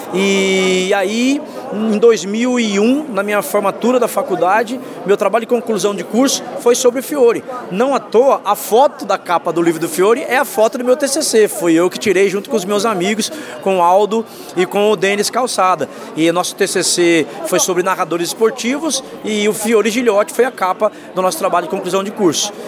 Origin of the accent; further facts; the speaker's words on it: Itanhaém, São Paulo, Brazil; Eu estava em Itanhaém, que é a minha cidade natal